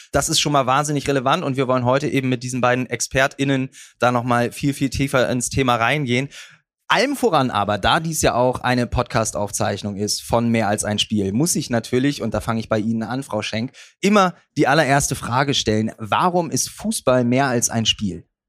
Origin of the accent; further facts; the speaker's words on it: Bremen, Germany; als Bremer